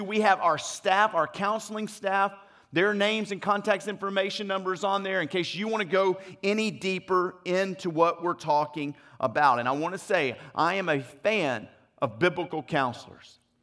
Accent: Louisiana, United States; moved away; also born or lived in Mississippi / Arkansas / Dallas, Texas; I'm originally from Louisiana.

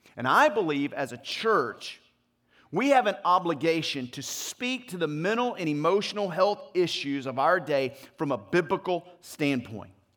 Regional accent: Louisiana, United States; moved away; also born or lived in Mississippi / Arkansas / Dallas, Texas; I'm originally from Louisiana.

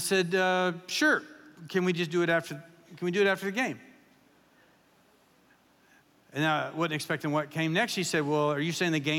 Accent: Kentucky, United States; moved away; I pastored in Kentucky for 14 years, and I grew up in Kentucky

